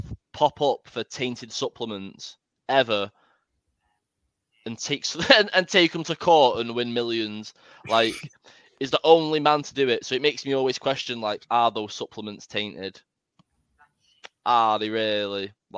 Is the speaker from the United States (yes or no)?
no; England, United Kingdom